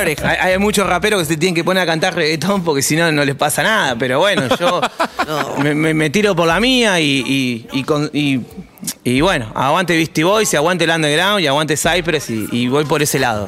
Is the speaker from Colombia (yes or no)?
no; Wilde, Buenos Aires Province, Argentina; me crié en Wilde